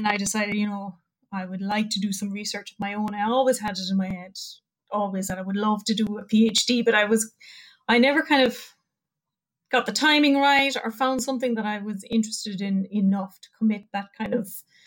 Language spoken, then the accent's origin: English; Crosshaven, Munster, Ireland; I am from Cork originally, so a little place called Crosshaven, which is right there at the mouth of Cork Harbour